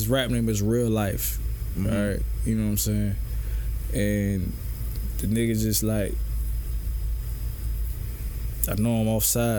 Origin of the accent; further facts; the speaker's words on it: the South, United States; Yeah, because you know I'm from the South, and yeah, I just feel like … probably is